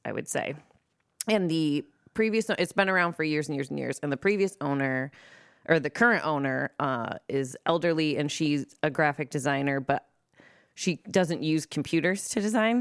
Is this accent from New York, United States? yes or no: no; Monroe, Michigan, United States; also born or lived in Lincoln Park, Michigan; I'm from Monroe, Michigan, well, Lincoln Park, Michigan, then Monroe, Michigan